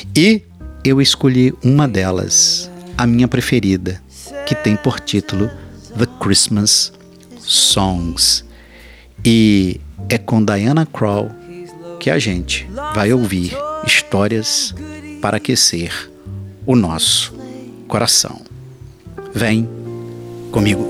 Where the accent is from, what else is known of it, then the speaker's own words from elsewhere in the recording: Rio de Janeiro, Brazil; como bom carioca